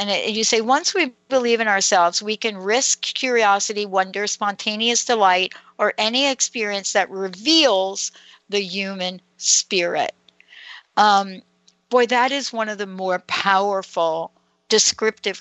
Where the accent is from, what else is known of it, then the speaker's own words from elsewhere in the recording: New York City, New York, United States; I'm a girl from New York City